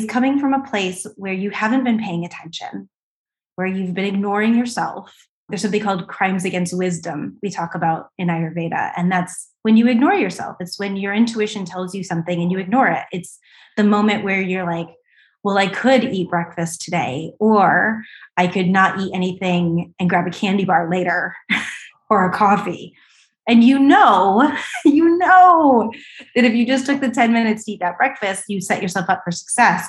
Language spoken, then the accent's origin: English; East Coast, United States; I was from the East Coast.